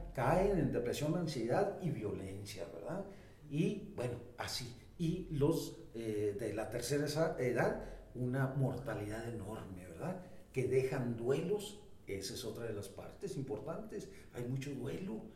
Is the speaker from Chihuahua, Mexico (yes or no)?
yes; Delicias, Chihuahua, Mexico; moved away as an adult; also born or lived in Mexico City; now in Chihuahua, Mexico; Nací en Delicias, Chihuahua, en el sector sur eh, una infancia extraordinaria. Ahí estudié